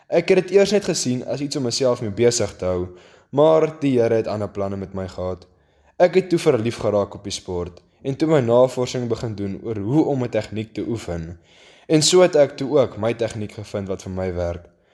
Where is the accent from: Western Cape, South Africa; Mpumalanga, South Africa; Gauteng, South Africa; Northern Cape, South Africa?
Western Cape, South Africa; Ceres; ek kom van Ceres af.